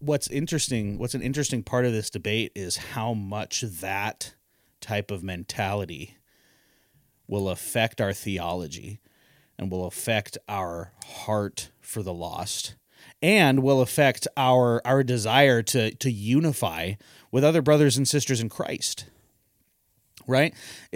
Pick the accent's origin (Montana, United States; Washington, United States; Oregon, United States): Washington, United States; No, dude, I experienced, so I grew up in Okanagan County.